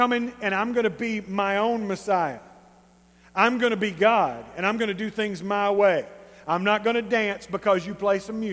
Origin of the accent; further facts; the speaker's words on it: East Texas, United States; We're East Texan.